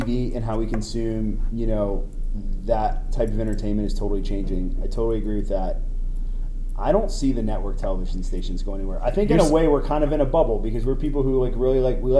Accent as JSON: {"language": "English", "town": "Richmond", "region": "Virginia", "country": "United States", "tie": "born or raised there", "said": "growing up in Richmond, Virginia"}